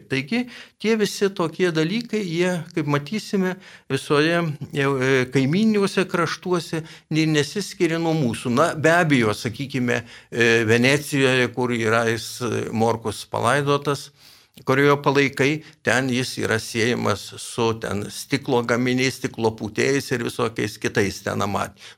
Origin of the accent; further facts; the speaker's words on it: Lithuania; mes lietuviai